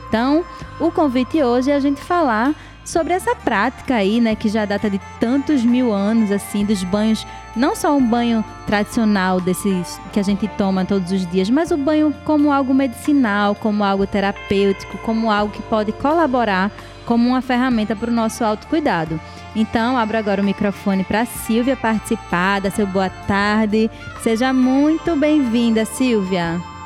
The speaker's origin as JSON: {"language": "Portuguese", "country": "Brazil", "said": "a gente é brasileiro"}